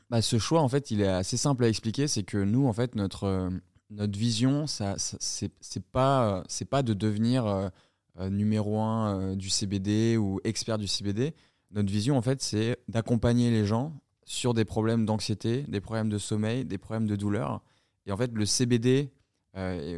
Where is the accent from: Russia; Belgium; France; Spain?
France; south of France; also born or lived in Colombia; Je suis originaire du sud de la France